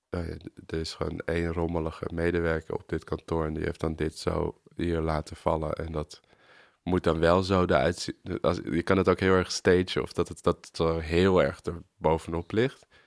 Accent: Amsterdam, North Holland, Netherlands; ik ben geboren op de Rijstraat, dus de straat van de Hartog. En toen ben ik daar, zijn mijn ouders daarna verhuisd toen ik drie was naar een zijstraat van de Weesbezijde.

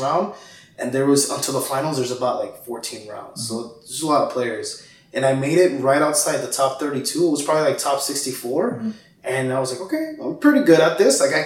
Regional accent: Miami, Florida, United States; also born or lived in Guatemala; I'm from Guatemala, but I came to the United States when I was 4 and pretty much grew up here in Miami, lived Miami my whole life

